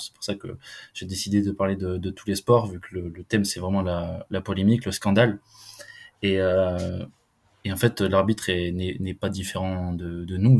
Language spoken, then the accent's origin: French; Lot-et-Garonne, Nouvelle-Aquitaine, France; je suis originaire du Lot-et-Garonne, j'ai grandi, j'ai grandi là-bas